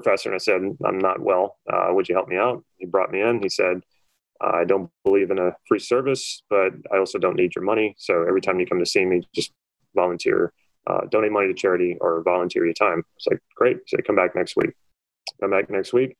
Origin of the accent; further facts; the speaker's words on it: New Orleans, Louisiana, United States; I'm originally from New Orleans, Louisiana, and I went to college there.